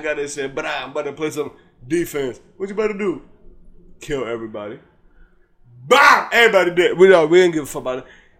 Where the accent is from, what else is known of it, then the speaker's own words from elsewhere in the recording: United States; I'm American, bro.